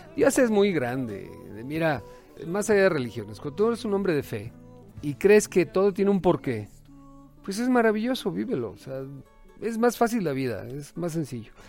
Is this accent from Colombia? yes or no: no; Tulancingo, Hidalgo, Mexico; me crié en Tulancingo